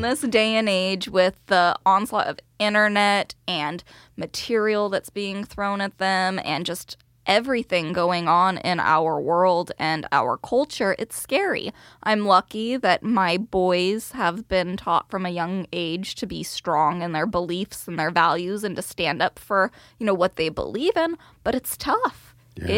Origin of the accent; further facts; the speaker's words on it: Bakersfield, California, United States; now in Sherwood, United States; I grew up in Bakersfield, California, all oil and agriculture down there.